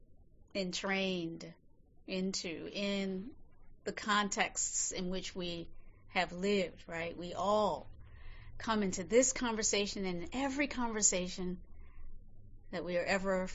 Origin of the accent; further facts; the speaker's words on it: North Carolina, United States; now in San Francisco, United States; I was born in North Carolina many, many years ago